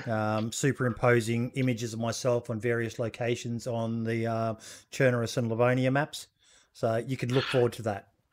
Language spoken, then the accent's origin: English; Australia; being an Aussie